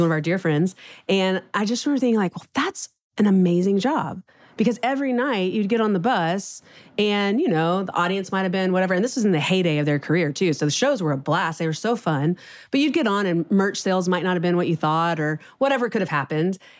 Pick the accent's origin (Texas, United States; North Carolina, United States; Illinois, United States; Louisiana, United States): Texas, United States; Houston; moved away as an adult; now in Nashville, United States; born and raised in Houston